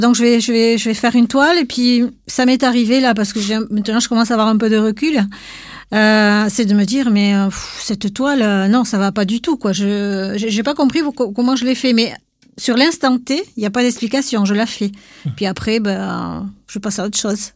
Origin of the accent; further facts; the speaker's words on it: Basque Country, Nouvelle-Aquitaine, France; chez nous, en Pays Basque